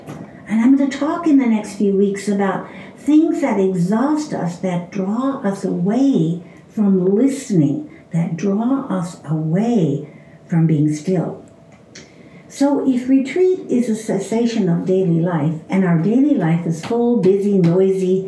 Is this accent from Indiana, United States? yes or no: no; Chicago, Illinois, United States; I grew up in Chicago